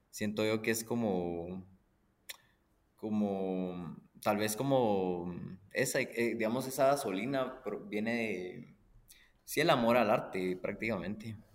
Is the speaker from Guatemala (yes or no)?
yes; Guatemala; chapín, nací en Guatemala y... chapín y soy full chapín. Pues mis dos papás también nacieron en Guatemala. Eh, solo tengo abuelos extranjeros